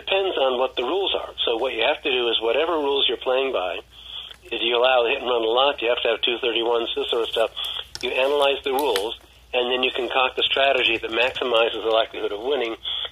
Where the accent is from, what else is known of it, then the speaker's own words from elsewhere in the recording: Cooperstown, New York, United States; also born or lived in Philadelphia; Most of the time I lived outside New York City or in Cooperstown. I was born in Cooperstown.